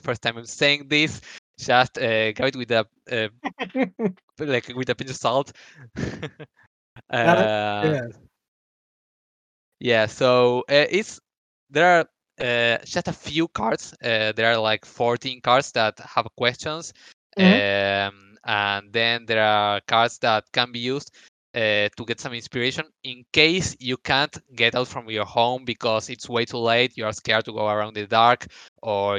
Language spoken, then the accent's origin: English; Argentina; here in Argentina